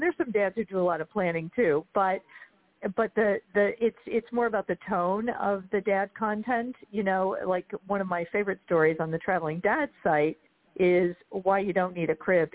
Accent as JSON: {"language": "English", "town": "Chicago", "region": "Illinois", "country": "United States", "said": "I'm from Chicago"}